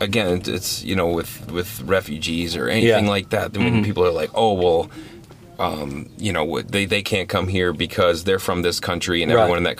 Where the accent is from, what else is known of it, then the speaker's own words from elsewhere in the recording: Wisconsin, United States; we're from Wisconsin